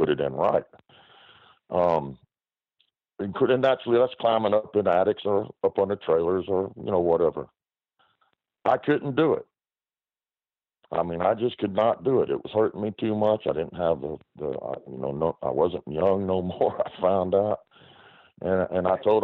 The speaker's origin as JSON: {"language": "English", "country": "United States", "tie": "born or raised there"}